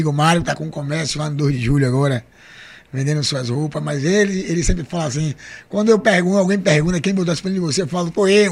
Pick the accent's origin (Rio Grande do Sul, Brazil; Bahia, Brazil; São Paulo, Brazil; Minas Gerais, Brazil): Bahia, Brazil; Camaçari; da população de Camaçari, então eu escuto todo mundo. Eu, aqui a gente está na Rua da Bandeira, mas eu morei a minha vida toda ali na Rua Rio Madeira.